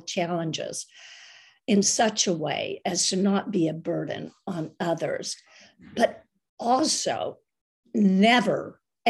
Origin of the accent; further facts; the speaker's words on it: United States; some crazy American gringa is on a pilgrimage